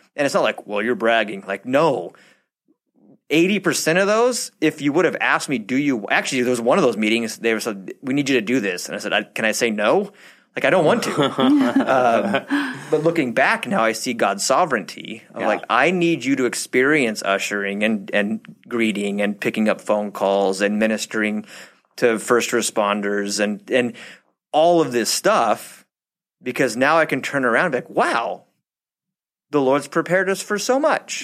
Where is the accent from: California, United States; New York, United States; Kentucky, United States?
California, United States; Southern; we are from SoCal.